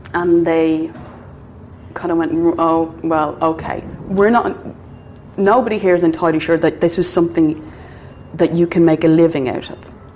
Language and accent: English; Ireland